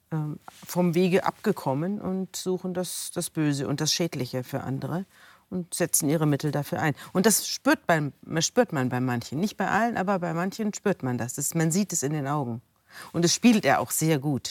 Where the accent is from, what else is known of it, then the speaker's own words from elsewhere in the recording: Germany; ich komme aus Deutschland.